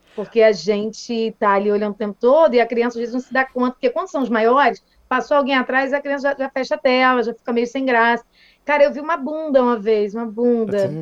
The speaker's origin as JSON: {"language": "Portuguese", "town": "Niterói", "region": "Rio de Janeiro", "country": "Brazil", "said": "tem um colégio super tradicional aqui em Niterói, sou de Niterói"}